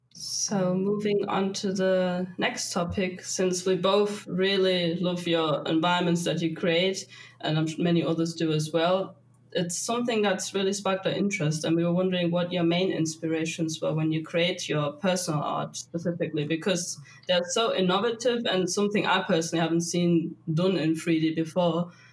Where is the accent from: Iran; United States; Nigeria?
Iran; now in Germany; I'm from Iran